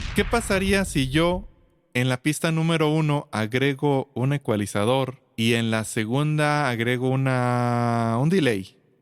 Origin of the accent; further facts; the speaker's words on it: Aguascalientes, Mexico; soy de Aguascalientes, México